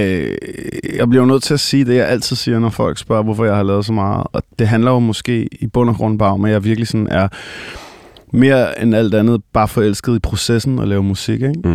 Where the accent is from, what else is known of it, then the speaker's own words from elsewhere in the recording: Copenhagen, Capital Region of Denmark, Denmark; Jeg er øh, født og opvokset i København, nærmere bestemt i den del, der hedder Hellerup